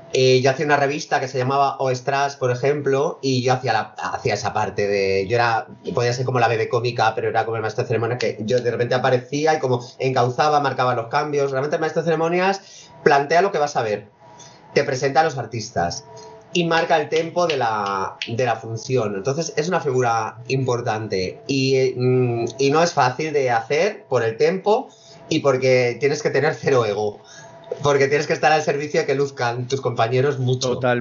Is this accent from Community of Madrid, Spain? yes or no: yes; Fuenlabrada, Community of Madrid, Spain; actué en mi pueblo en Fuenlabrada